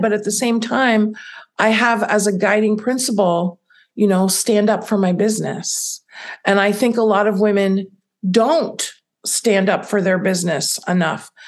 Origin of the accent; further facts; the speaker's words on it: United States; also born or lived in Italy; I'm an American. I'm not born somewhere else